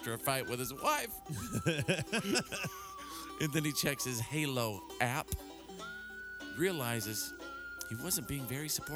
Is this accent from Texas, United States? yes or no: yes; Bowie, Texas, United States; growing up in Bowie, Texas